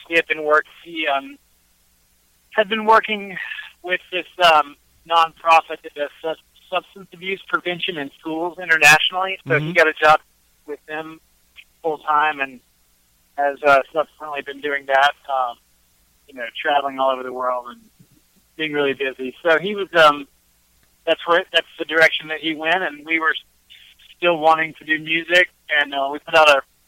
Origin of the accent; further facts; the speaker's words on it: Hickory, North Carolina, United States; also born or lived in out west; now in Asheville, United States; I'm originally from Hickory, North Carolina.